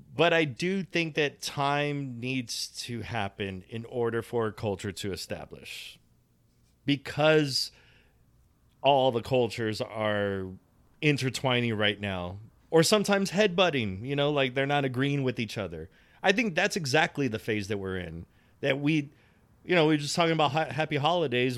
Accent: United States; I'm an American. I've been here. I'm not first generation either

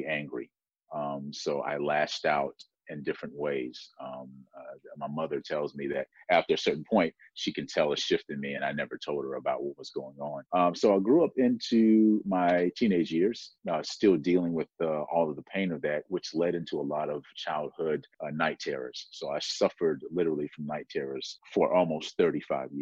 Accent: South Carolina, United States; I grew up in South Carolina

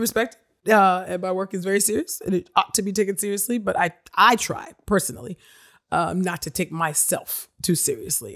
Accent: Nigeria; I'm Nigerian

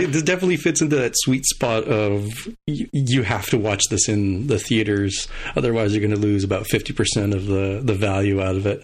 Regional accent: El Paso, Texas, United States; my hometown of El Paso, Texas

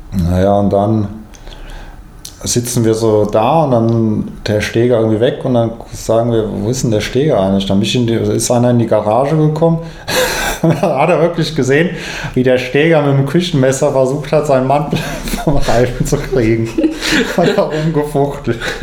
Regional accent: Frankfurt, Hesse, Germany; in Frankfurt, was ja mehr oder weniger meine Heimatstadt ist

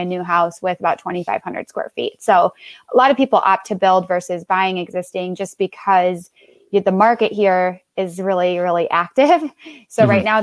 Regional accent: Minneapolis, Minnesota, United States; also born or lived in Las Vegas, Nevada; now in Omaha, United States; I was raised in Minnesota

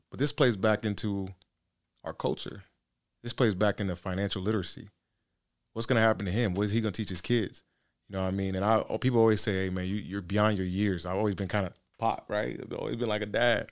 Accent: Nigeria; I'm Nigerian

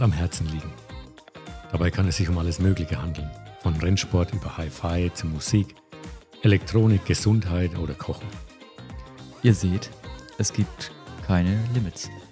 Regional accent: Lower Franconia, Bavaria, Germany; dass wir ab und an ungewollt in unseren heimischen Dialekt verfallen.

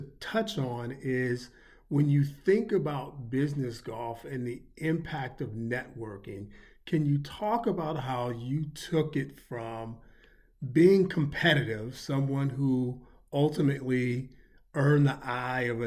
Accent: Chicago, Illinois, United States; me growing up in the Chicagoland area

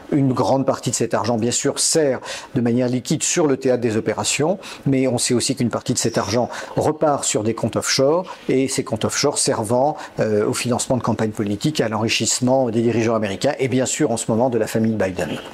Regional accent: France; chez nous en France

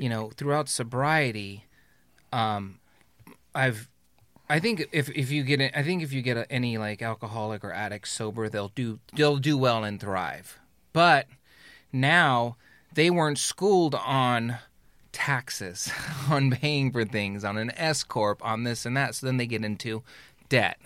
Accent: Carson, California, United States; I was born in Carson

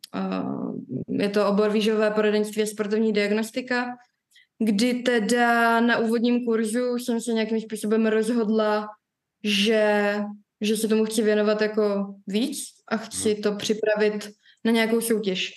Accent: Prague, Czechia; jsem rozená Pražečka

